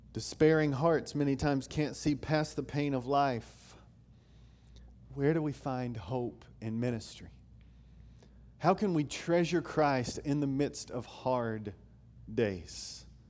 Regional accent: Knoxville, Tennessee, United States; I grew up in Knoxville, Tennessee.

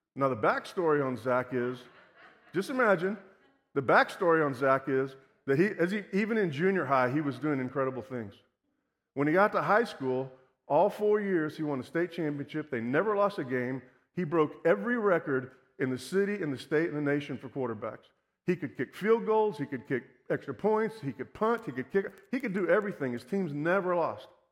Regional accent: Houston, Texas, United States; I was born and raised here in Houston

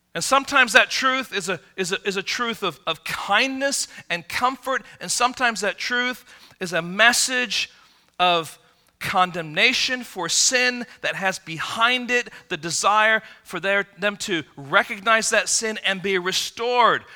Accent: Midwest, United States; moved away as an adult; also born or lived in Michigan; now in California, United States; I grew up in the Midwest

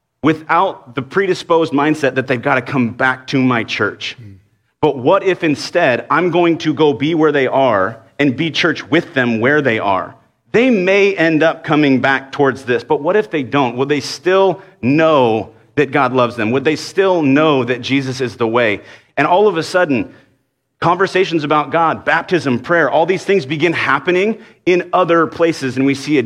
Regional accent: Dallas, Texas, United States; I grew up in Dallas

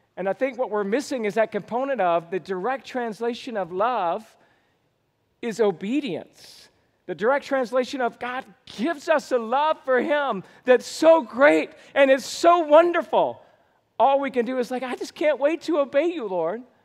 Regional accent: Georgia, United States; moved away; I was born and raised in Georgia

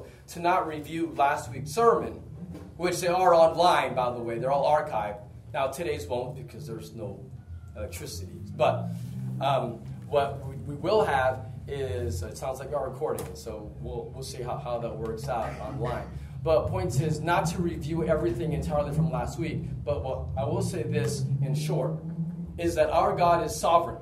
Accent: United States; moved away; in the U.S., my home country

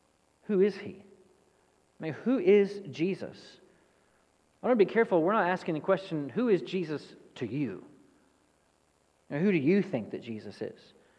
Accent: East Texas, United States; I'm from East Texas

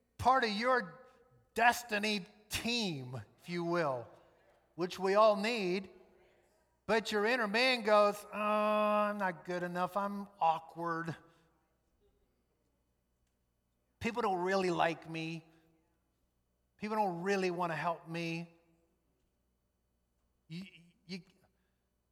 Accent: New Orleans, Louisiana, United States; moved away; I grew up in New Orleans

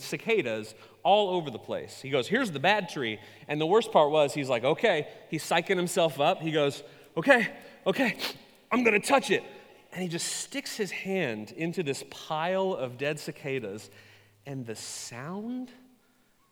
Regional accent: Ketchikan, Alaska, United States; I was born in Southeast Alaska, a town called Ketchikan. Many of you have been there. It is an island, and suffice it to say, the first 21 years of my life experience were not a varied

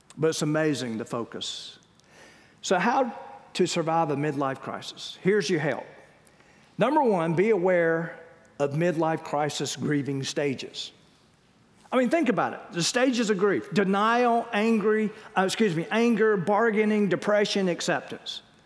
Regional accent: Wilmington, North Carolina, United States; we grew up in Wilmington

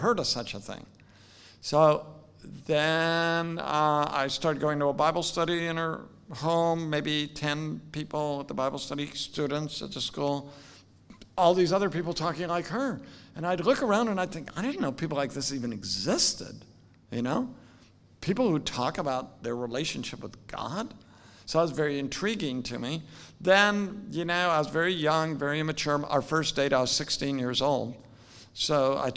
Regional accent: Salem, Oregon, United States; now in Louisville, United States; I'm from Salem, Oregon, very far away from here. My dad was a nurseryman, so he raised flowers, iris and dahlias. I grew up on about 100 acres just outside of Salem.

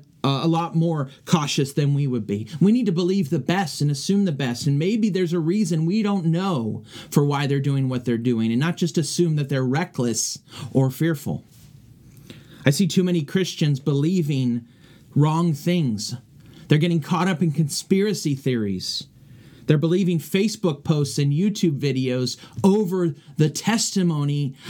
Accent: California, United States; moved away; back in my hometown of California

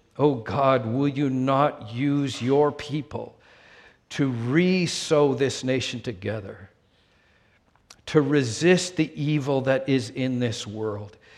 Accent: Vancouver, British Columbia, Canada; moved away as an adult; also born or lived in Saskatchewan; now in United States; my hometown, Vancouver.

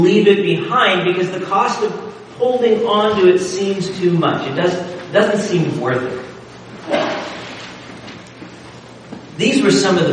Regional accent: Nebraska, United States; growing up in Nebraska, the Wild West was kind of a thing

